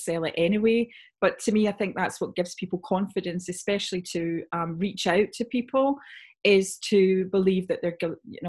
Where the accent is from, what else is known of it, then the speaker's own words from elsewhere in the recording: Scotland, United Kingdom; also born or lived in Sydney, Australia / Cape Town, South Africa / California, United States; I'm originally from Scotland